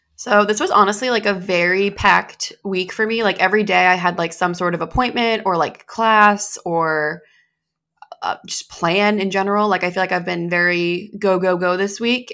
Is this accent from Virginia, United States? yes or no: no; New Hampshire, United States; moved away; New Hampshire